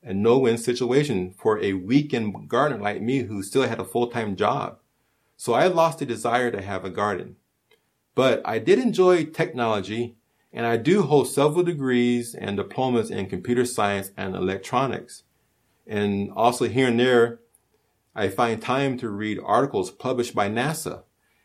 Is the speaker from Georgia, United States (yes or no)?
no; Hawaii, United States; now in California, United States; even though I'm not Hawaiian by blood, I am Hawaiian by heart. Hawaii is me and part of me